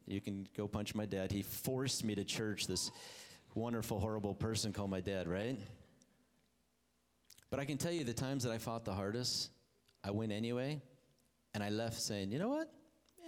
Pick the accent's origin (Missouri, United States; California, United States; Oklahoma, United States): California, United States; Hemet; also born or lived in Ohio; went to a church in town here after we moved from Ohio to California. Ended up in beautiful Hemet